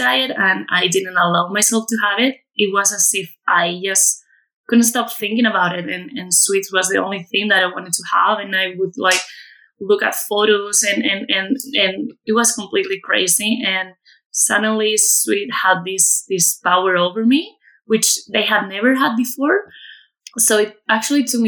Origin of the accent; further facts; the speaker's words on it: Community of Madrid, Spain; moved away as an adult; I'm originally from Madrid in Spain, where I'm currently living. I've been living abroad for quite a few years, actually, and I came back to my hometown, which is about half an hour away from Madrid